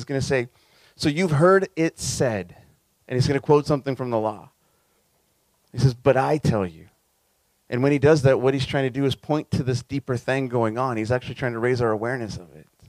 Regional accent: Southern California, United States; as a kid growing up in SoCal

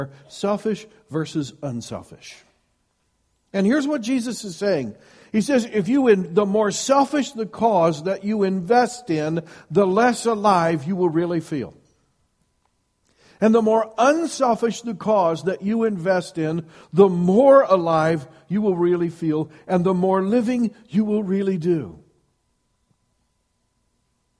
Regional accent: Iowa, United States; I grew up in Iowa, and one of the blessings of growing up in Iowa is you get lots of snow

